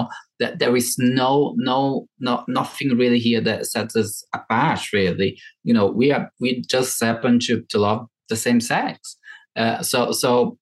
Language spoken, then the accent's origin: English; Brazil; English is a second language; moved away as an adult; also born or lived in Ireland / London; now in United Kingdom